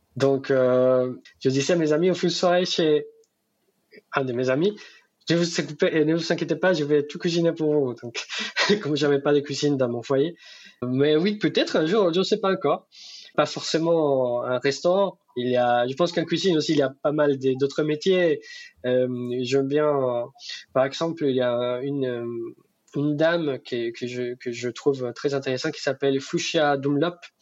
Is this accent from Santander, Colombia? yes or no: yes; Bucaramanga, Santander, Colombia; French is a second language; moved away as an adult; now in France; Chez moi, à Bucaramanga